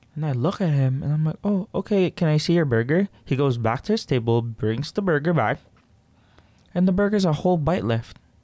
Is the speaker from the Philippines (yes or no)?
yes; Philippines; now in Canada; Growing up in the Philippines